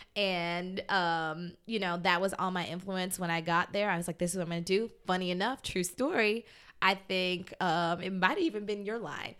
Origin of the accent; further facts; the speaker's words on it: Fort Lauderdale, Florida, United States; growing up in Fort Lauderdale